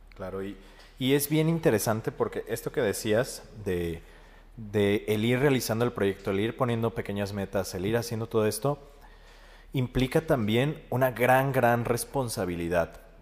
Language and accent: Spanish; Mexico; como sociedad mexicana somos muy postergadores